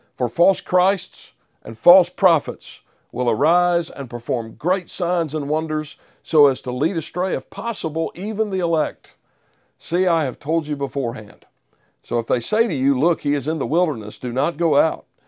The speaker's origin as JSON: {"language": "English", "country": "United States", "said": "as a Westerner, as an American who had, until that moment, enjoyed the relative security of living here"}